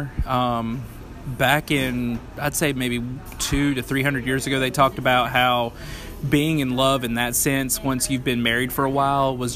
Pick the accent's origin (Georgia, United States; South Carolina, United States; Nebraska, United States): South Carolina, United States; Upstate; I born and raised in South Carolina. Lived in the upstate all of my life